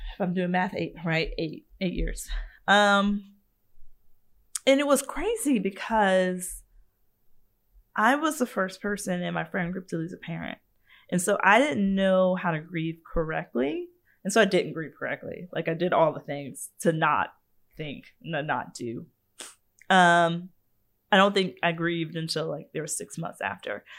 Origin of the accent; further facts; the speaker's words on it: Savannah, Georgia, United States; I grew up in Savannah.